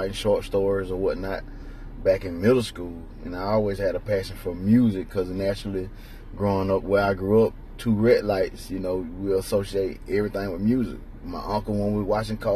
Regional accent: Roberta, Georgia, United States; now in Troy, United States; I'm originally from Roberta, Georgia

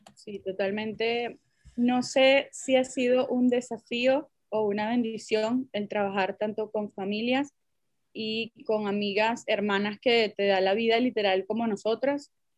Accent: Venezuela; muchas somos venezolanas, cada quien ha tenido sus experiencias diferentes, bien sea en diferentes países o en diferentes culturas, porque en verdad en Venezuela nosotros somos multiculturales

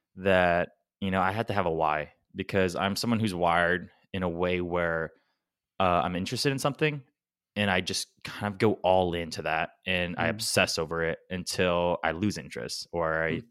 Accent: Guam; we're from Guam

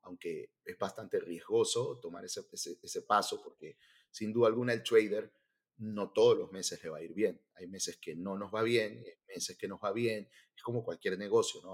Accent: Venezuela; moved away as an adult; also born or lived in Miami; now in United States; En mi caso soy venezolano, este, yo tengo 42 años y cuando me vine hace eh, casi ocho años

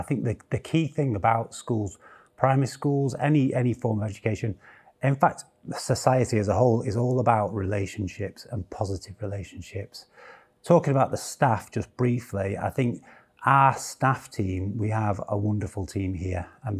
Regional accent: Sheffield, Yorkshire and the Humber, United Kingdom; Born in Sheffield. I was born in Stannington, Sheffield. Grew up around Stannington and Rivlin.

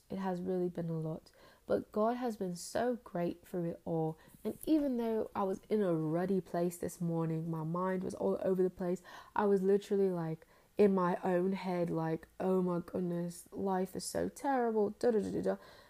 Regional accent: United Kingdom; accent: British; and sometimes I slip in and out my accent very Like I don't hold on to the accent as long as I could, but I actually can slip into it very quickly. Like I can like that sound. I can slip into my accent on a dime.

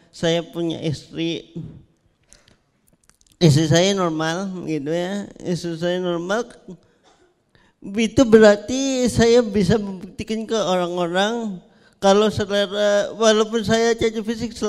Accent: Indonesia; sebagai warga Indonesia kan kalau ada yang lama-lama itu pasti penasaran.

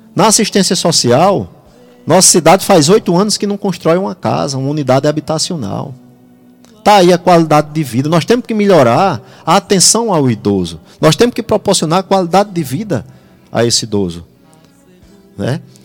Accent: Jardim do Seridó, Rio Grande do Norte, Brazil; eu vejo minha terra

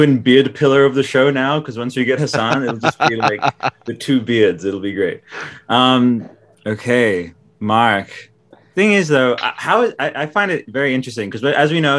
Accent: Australia; I'm Australian

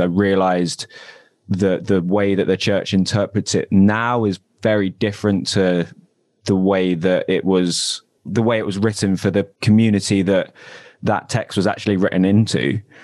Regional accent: London, United Kingdom; moved away as an adult; now in Manchester, United Kingdom; I'm originally from Southeast London, though. Uh, moved up here about four years ago.

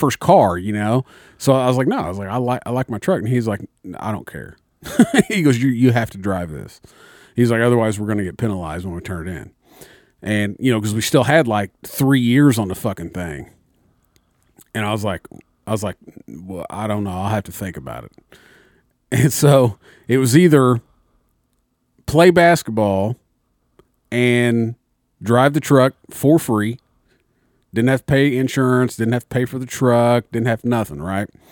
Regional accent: Mitchell, United States; in my hometown, Mitchell

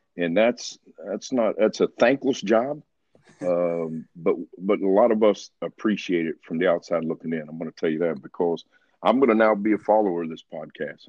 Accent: Ripley, West Virginia, United States; moved away; I'm from Ripley and that I'm from West Virginia, and that football was everything to us

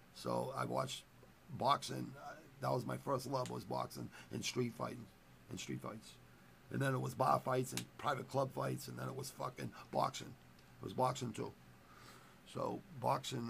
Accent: United States; I was born in America

